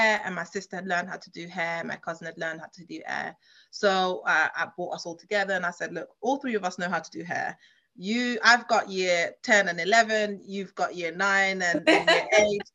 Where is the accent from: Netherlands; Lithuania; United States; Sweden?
Netherlands; Leiden, South Holland; also born or lived in London; now in United Kingdom; I grew up in a town called Leiden, which is about under an hour from Amsterdam